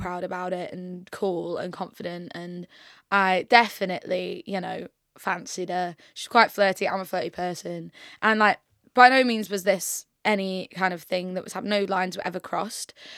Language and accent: English; York, Yorkshire and the Humber, United Kingdom; moved away as an adult; now in London, United Kingdom; I'm originally from York